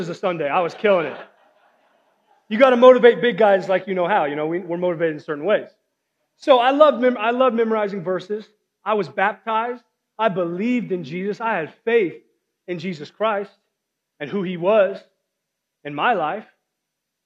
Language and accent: English; Wiggins, Colorado, United States; also born or lived in Springfield, Missouri; I am from Wiggins, Colorado, a town of about 800 people, maybe 1,000. And you know, I was born in Springfield, Missouri, but I moved here when I was like 4 years old.